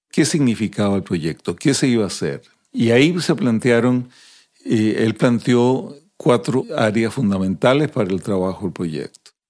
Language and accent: Spanish; Santiago, Santiago Metropolitan Region, Chile; born or raised there; also born or lived in Bolivia